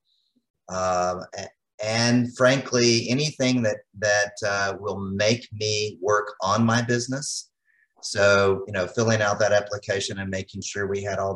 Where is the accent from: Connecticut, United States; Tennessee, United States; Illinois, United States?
Tennessee, United States; Chattanooga; I grew up in Chattanooga